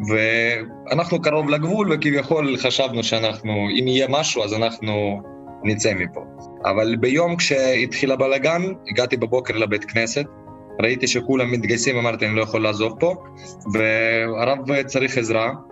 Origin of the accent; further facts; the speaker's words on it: Ukraine; אני כביכול, אני יליד המקום פה, תמיד עזרתי לקהילה היהודית